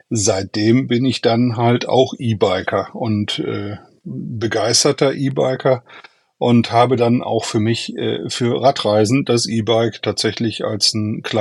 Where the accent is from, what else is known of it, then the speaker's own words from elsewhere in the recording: Duisburg, North Rhine-Westphalia, Germany; ich komme aus Duisburg, ähm, bin 57 Jahre alt